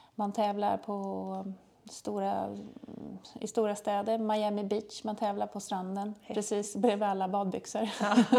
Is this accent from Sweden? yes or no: yes; Trosa, Södermanland, Sweden; moved away as an adult; now in Malmö, Sweden; Vi kommer egentligen från Trosa, världens ände, från början.